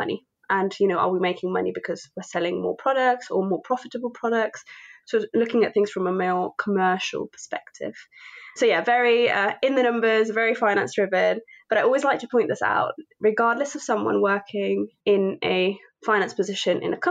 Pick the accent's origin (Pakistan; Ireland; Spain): Spain; now in London, United Kingdom; I was born in Spain, but my parents are Indian